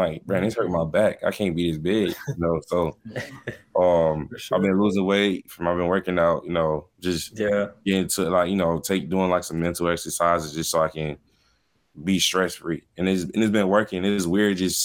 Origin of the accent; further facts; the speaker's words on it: Miami, Florida, United States; moved away; I'm from Miami